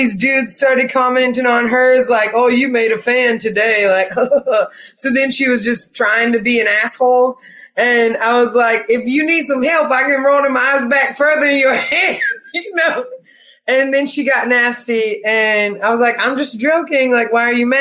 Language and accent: English; Asheville, North Carolina, United States; I'm from Asheville